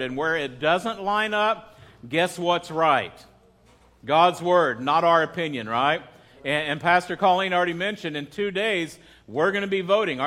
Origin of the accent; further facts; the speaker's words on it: United States; I am a patriotic American